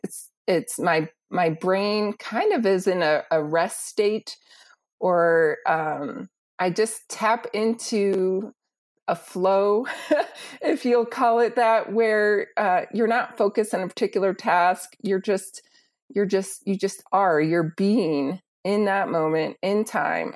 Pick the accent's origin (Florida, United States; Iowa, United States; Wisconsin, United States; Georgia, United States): Wisconsin, United States; moved away as an adult; also born or lived in Illinois / Burkina Faso; I grew up in the Midwest in Wisconsin